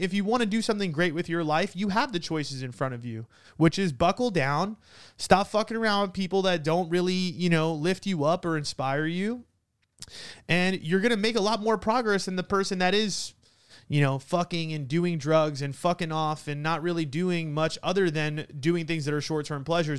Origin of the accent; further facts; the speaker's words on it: New York, United States; I'm an Italian from New York with an uncle that owns a funeral home